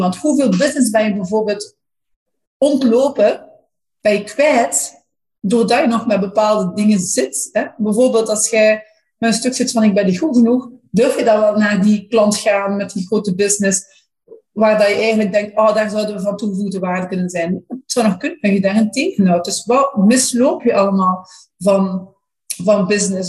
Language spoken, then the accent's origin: Dutch; Flanders, Belgium; maar als Vlamingen